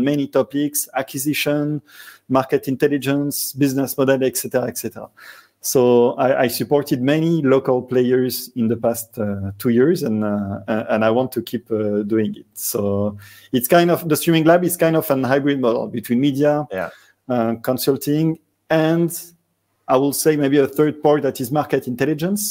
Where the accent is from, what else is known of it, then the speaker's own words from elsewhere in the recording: Marseille, Provence-Alpes-Côte d'Azur, France; accent: French; south of France; English is a second language; moved away as an adult; now in Dubai, United Arab Emirates; Originally, I come from the south of France, Marseille